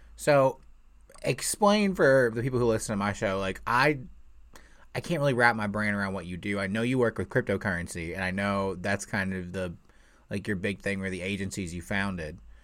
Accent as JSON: {"language": "English", "region": "Indiana", "country": "United States", "tie": "born or raised there", "said": "I was born and raised here in Indiana"}